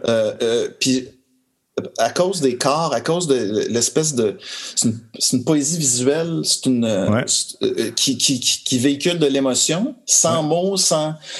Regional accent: Montreal, Quebec, Canada; je suis né à Montréal. je euh, suis un pur Montréalais

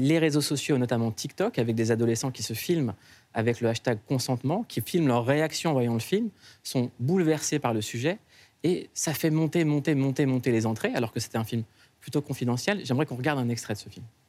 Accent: Noisy-le-Sec, Île-de-France, France; je viens de Noisy-le-Sec

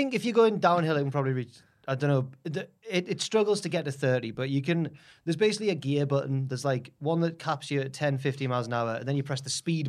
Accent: Jarrow, North East England, United Kingdom; also born or lived in Heaton, Newcastle; now in Newcastle, United Kingdom; I'm from Jarrow. I'm not even from Newcastle.

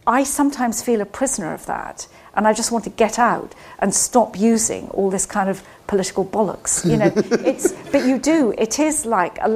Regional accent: Scotland, United Kingdom; now in London, United Kingdom; I grew up in Scotland

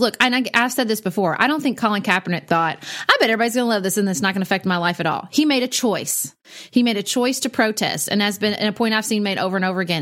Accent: United States; I'm not a patriotic American

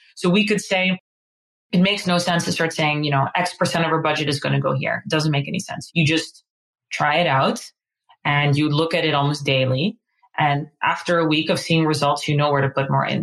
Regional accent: Amsterdam, North Holland, Netherlands; moved away as an adult; now in New York, United States; I'm originally from Amsterdam. Um, we've been now in New York for around 10 years

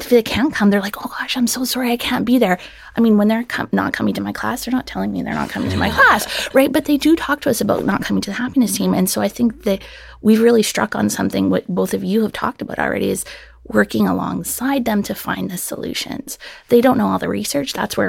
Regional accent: Alberta, Canada; now in United States; so you might be able to tell my accent isn't from Mississippi. I'm originally from Alberta, Canada.

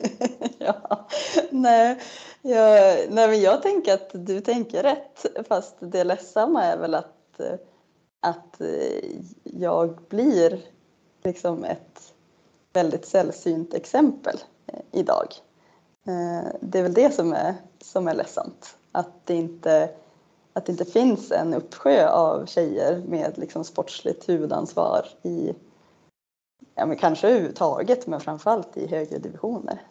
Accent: Norrland, Sweden; also born or lived in Umeå; jag vet inte om jag delar det med fler norrlänningar

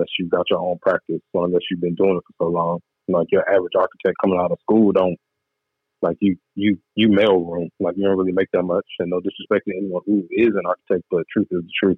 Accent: Atlanta, Georgia, United States; accent: mixed dialect; moved away as an adult; also born or lived in Worcester, Massachusetts; now in Los Angeles, United States; Growing up in the South, in the Bible Belt, I was very much so liberal in a conservative area

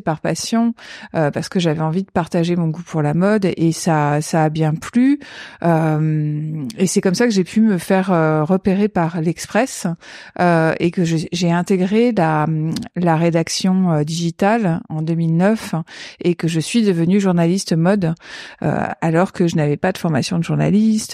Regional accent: Paris region, Île-de-France, France; je suis née en 1976 à Paris. J'ai grandi en région parisienne

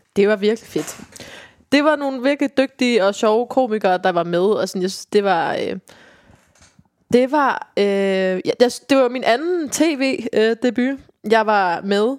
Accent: Viborg, Central Denmark Region, Denmark; moved away; jeg kommer jo fra Viborg

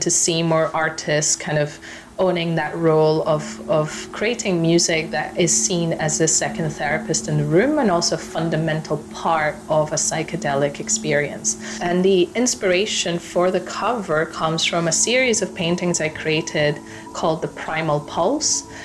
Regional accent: Ecuador; my home country of Ecuador

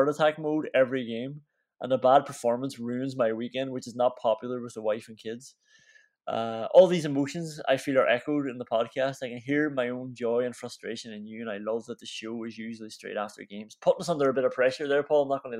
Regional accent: Derry, Northern Ireland, United Kingdom; We're from Derry, up in the north. Technically Northern Ireland, but we're still Irish citizens

